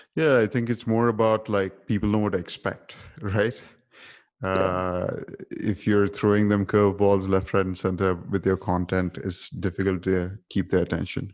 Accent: Dubai, United Arab Emirates; because I grew up in Dubai

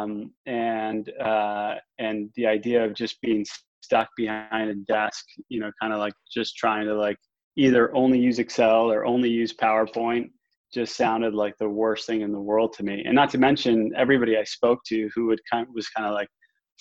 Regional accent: Northeast, United States; I grew up in the Northeast

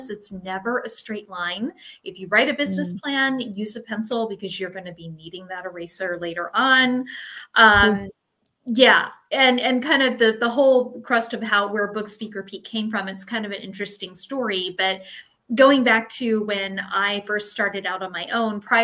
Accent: Florida, United States; also born or lived in Maryland; I was born in Maryland, but I was actually raised in Florida. So I do consider myself a Floridian

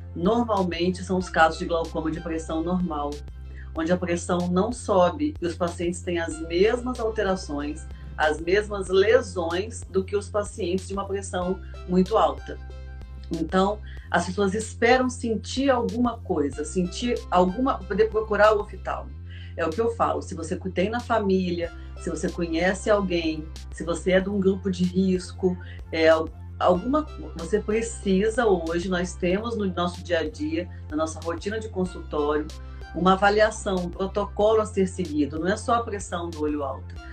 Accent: Volta Redonda, Rio de Janeiro, Brazil; eu sou de Volta Redonda, aqui no interior do estado do Rio

